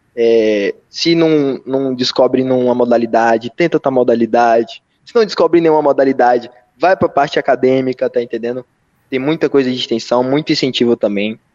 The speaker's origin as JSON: {"language": "Portuguese", "country": "Brazil", "said": "sendo brasileiro"}